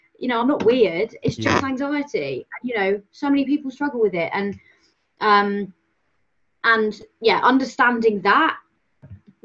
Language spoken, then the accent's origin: English; Cornwall, South West England, United Kingdom; I'm from Cornwall, so, small town